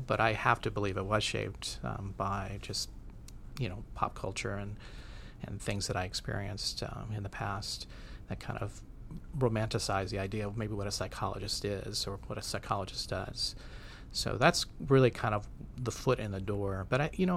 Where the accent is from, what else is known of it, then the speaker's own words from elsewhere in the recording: Minnesota, United States; moved away; I'm from Minnesota